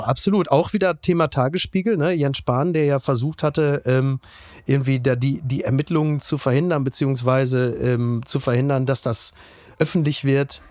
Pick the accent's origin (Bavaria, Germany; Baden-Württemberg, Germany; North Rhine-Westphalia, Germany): North Rhine-Westphalia, Germany; Castrop-Rauxel; Kassrum Auxel, da komme ich auch her